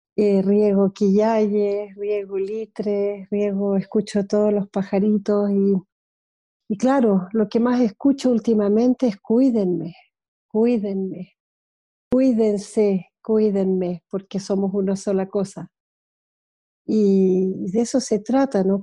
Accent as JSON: {"language": "Spanish", "country": "Switzerland", "tie": "born or raised there", "also_born_or_lived": "Easter Island", "moved": "as an adult", "said": "me crié en Suiza gran parte de mi infancia y adolescencia y vida de joven adulta"}